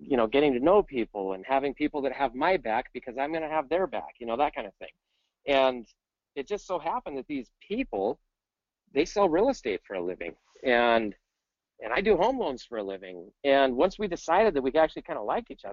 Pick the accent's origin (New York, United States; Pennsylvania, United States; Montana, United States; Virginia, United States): Montana, United States; Missoula; also born or lived in North Dakota / Seattle; now in Phoenix, United States; I was born in Missoula, Montana.